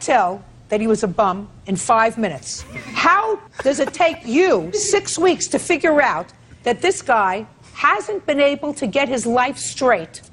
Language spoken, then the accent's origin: English; New York City, New York, United States; New York City, sir. That's my hometown.